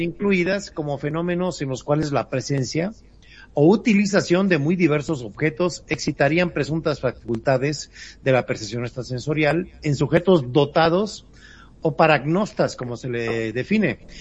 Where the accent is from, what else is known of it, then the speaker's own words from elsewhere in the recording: Mexico; como buenos mexicanos